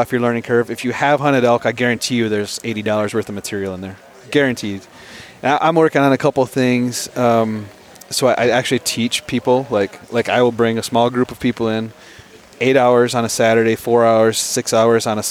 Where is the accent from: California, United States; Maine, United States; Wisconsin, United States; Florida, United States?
Wisconsin, United States; growing up in Wisconsin